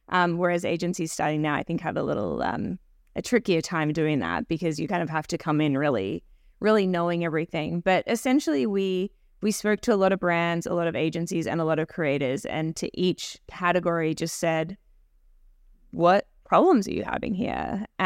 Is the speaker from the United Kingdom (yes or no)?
no; Australia; moved away as an adult; now in Toronto, Canada; I came from Australia doing PR in the entertainment space, um, predominantly television. So when I moved to Toronto